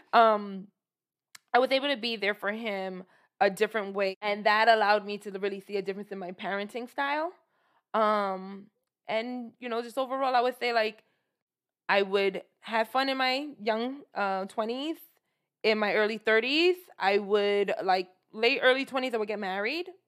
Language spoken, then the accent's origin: English; New York City, New York, United States; I'm originally from Brooklyn